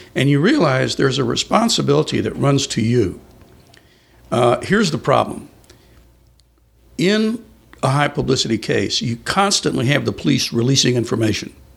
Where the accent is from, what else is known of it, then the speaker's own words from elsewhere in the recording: San Antonio, Texas, United States; also born or lived in Colchester, Essex, England; In San Antonio. That's where we grew up.